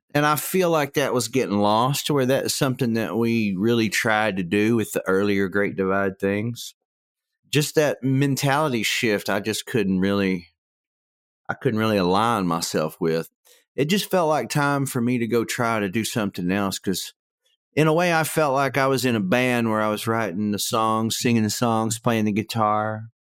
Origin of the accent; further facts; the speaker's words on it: Tecumseh, Oklahoma, United States; also born or lived in Stillwater, Oklahoma; where I grew up in Tecumseh, you could hear the highway from our house